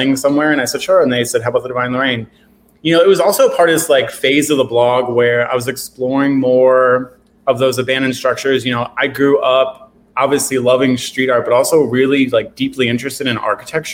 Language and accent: English; Philadelphia, Pennsylvania, United States; I grew up here. I grew up in Fishtown